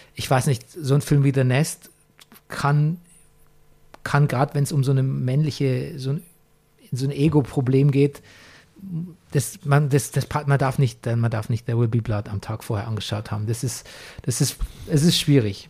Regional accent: Germany; bei uns in meinem Heimatort Grafen Grafentrauch

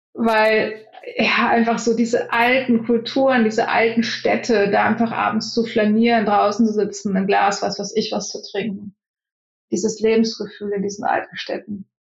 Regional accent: Germany; moved away as an adult; now in Silicon Valley, United States; Als Deutscher

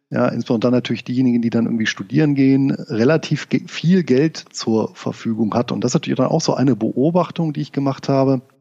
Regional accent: Rhineland, Germany; als gebürtiger Rheinländer war ich natürlich auch äh, ein Freund des äh, Feierns

